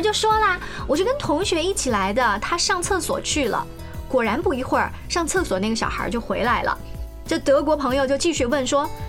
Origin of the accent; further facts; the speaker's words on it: China; 既然这是我们中国人骨子里面的一个特点，我们的生存的哲学。